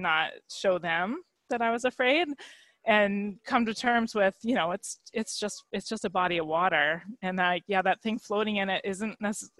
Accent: Colorado, United States; also born or lived in California / Virginia; Growing up in Colorado

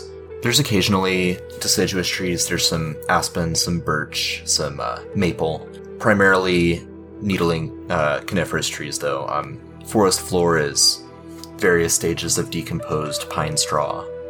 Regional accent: Alabama, United States; As a kid growing up in Alabama, I would get tangled in briars all the time

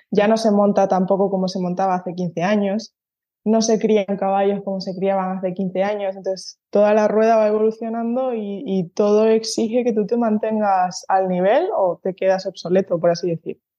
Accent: San Cristóbal de La Laguna, Canary Islands, Spain; moved away as an adult; now in Basque Country, Spain; yo soy de Tenerife, ¿no? De un, de un barrio de, La Laguna.

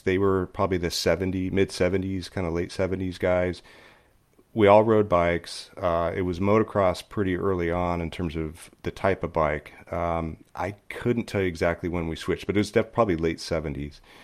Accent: Upland, California, United States; I grew up in Upland, California, which is the eastern edge of L A County

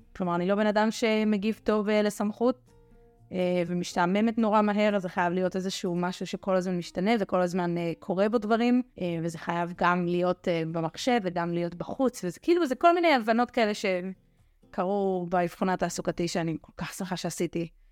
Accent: Shim'a, Judea and Samaria, Israel; רכזת נוער ביישוב שמעה, ביישוב שגדלתי בו

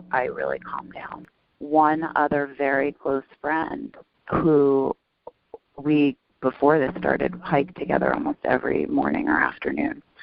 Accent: New York City, New York, United States; I grew up in New York City

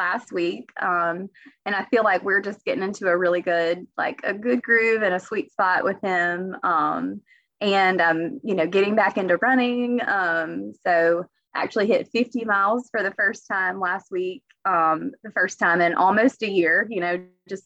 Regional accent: Alabama, United States; my hometown and all about Alabama

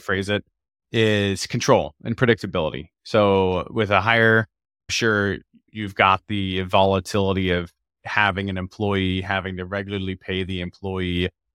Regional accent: Florida, United States; now in Seattle, United States; I grew up in Florida on the East Coast

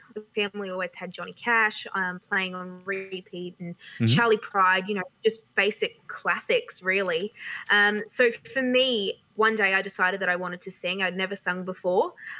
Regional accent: Townsville, Queensland, Australia; Yeah, look, it's a lot warmer living up in Townsville. it's really great. It's a great part of the world. Definitely holds a special spot for me

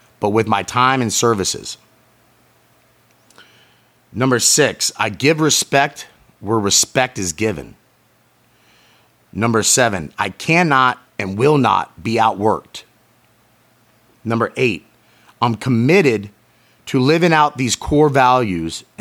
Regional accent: St. Petersburg, Florida, United States; my hometown, St. Petersburg, Florida

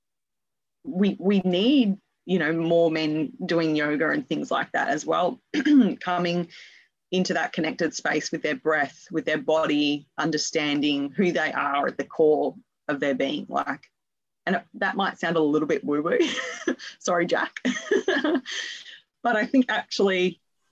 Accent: Perth, Western Australia, Australia; I'm also from Perth, Western Australia

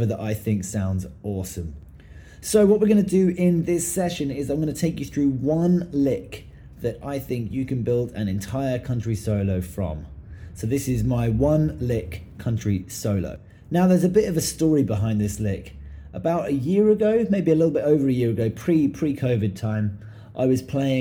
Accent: England, United Kingdom; I grew up in England

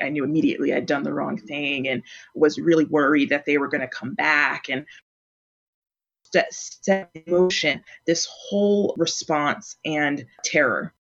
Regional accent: Plainfield, New Jersey, United States; now in Minneapolis, United States; I'm from Plainfield, New Jersey

